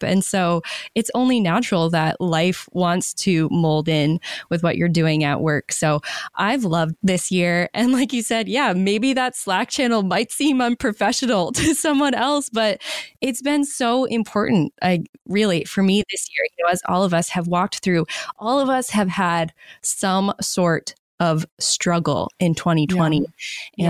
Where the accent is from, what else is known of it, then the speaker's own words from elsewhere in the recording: Maine, United States; moved away; I moved back to my home state of Maine during the pandemic.